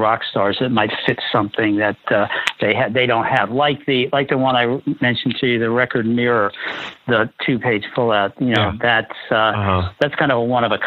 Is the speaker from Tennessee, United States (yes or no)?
no; Washington, District of Columbia, United States; I grew up in Washington, D.C., and I'd visit all the Civil War sites